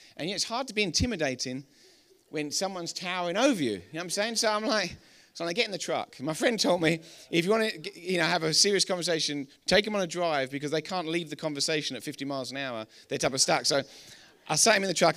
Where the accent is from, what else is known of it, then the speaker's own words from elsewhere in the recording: England, United Kingdom; accent: English; we're English